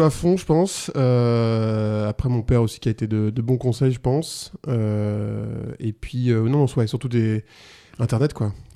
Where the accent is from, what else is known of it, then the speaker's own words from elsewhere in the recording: La Rochelle, Nouvelle-Aquitaine, France; moved away as an adult; now in Avignon, France; je viens de, du Poitou-Charentes, enfin bref, La Rochelle